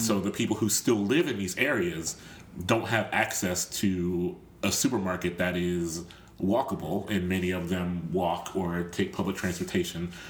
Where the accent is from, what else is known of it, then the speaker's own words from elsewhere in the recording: Columbus, Ohio, United States; I'm from Columbus, Ohio